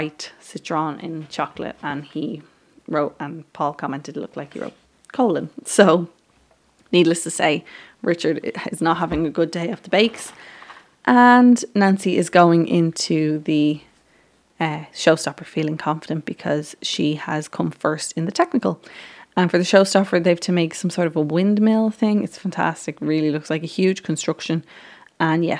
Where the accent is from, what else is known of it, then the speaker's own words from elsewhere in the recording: Ireland; I'm from Ireland